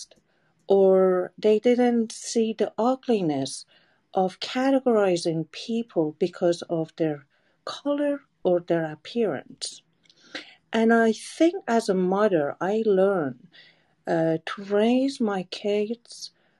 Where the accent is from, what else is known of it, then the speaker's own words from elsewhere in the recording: Iran; moved away as an adult; now in United States; I'm coming from Iran, and it's a country that mostly Aryan